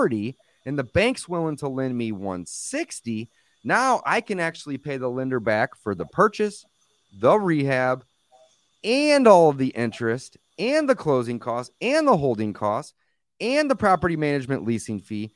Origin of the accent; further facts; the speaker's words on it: St. Louis, Missouri, United States; I'm in St. Louis, Missouri. I was born and raised here